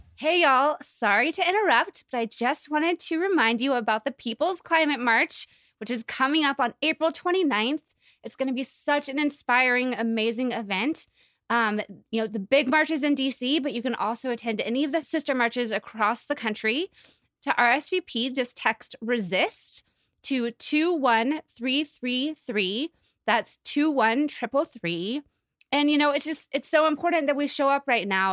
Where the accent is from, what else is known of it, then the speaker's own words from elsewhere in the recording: Asheville, North Carolina, United States; moved away; I grew up in Asheville